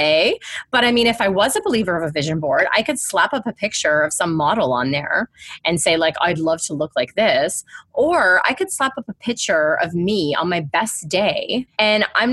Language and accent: English; Canada; I'm Canadian.